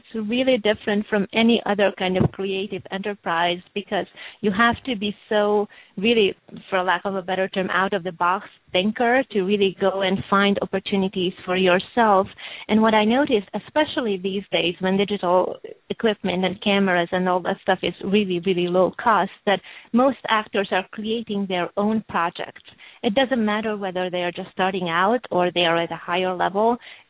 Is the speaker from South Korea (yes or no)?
no; Hungary; English is a second language; also born or lived in Romania; now in Los Angeles, United States; So I was born in Hungary and really born and raised both in Hungary and Romania. And as I was growing up, I lived all over Europe, so basically in six other countries before I moved to Los Angeles